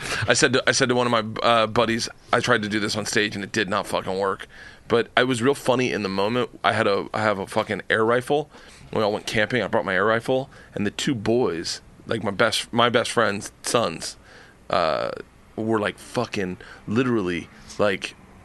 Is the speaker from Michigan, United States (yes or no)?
no; Tampa, Florida, United States; I grew up in the South.